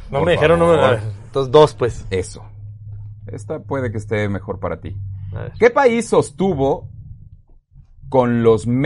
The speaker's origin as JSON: {"language": "Spanish", "region": "Mexico City", "country": "Mexico", "said": "Perdón, es que como soy, tú, Ale. Soy, chilango"}